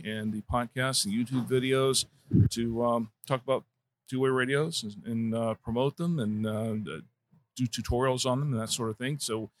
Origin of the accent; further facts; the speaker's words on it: Orlando, Florida, United States; moved away as an adult; now in Charlotte, United States; Originally, I'm from Orlando.